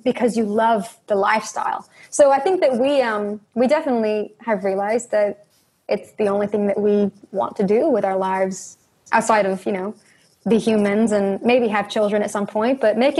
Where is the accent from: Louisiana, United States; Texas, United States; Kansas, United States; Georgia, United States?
Georgia, United States; Northern; we are from the South and, you know, grew up in Northern Georgia